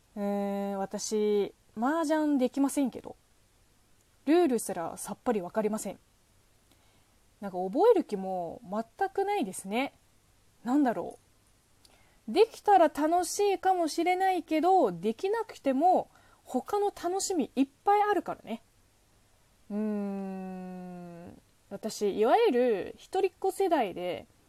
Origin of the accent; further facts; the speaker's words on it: southern China, China; Japanese is a second language; now in Japan; うちの地元の方言とほぼ一緒